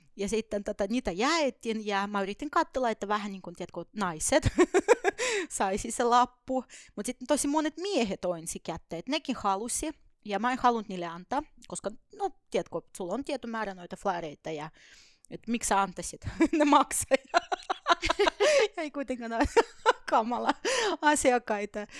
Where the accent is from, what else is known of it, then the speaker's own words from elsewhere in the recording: Estonia; Finnish is a second language; moved away as an adult; also born or lived in Soviet Union; now in Finland; mä oon syntynyt Neuvostoliitossa ja jonkun aikaa ehdinyt siellä asuakin ja elää ennen kuin kaikki hajos Tai Virossa me asutin oikeasti